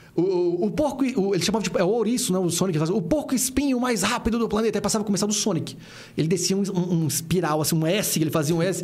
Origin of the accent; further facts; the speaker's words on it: Brasília, Federal District, Brazil; eu nasci na KNL, cara. Uhum. Eu, fiquei ali na KNL até casar com 27 anos.